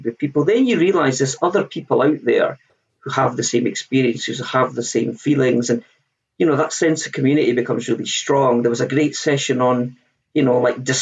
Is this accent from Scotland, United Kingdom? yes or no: yes; Scotland, United Kingdom; I'm Scottish